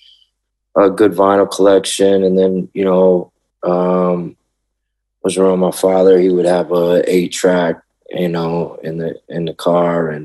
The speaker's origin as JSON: {"language": "English", "town": "Washington", "region": "District of Columbia", "country": "United States", "tie": "born or raised there", "also_born_or_lived": "Memphis, Tennessee / Lubbock, Texas / Austin, Texas", "accent": "Southern", "moved": "yes", "said": "I was raised in D.C."}